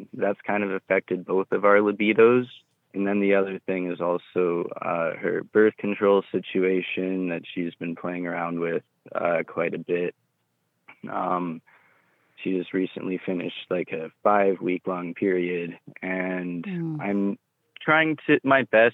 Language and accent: English; Canada; I'm 26. I'm from Canada.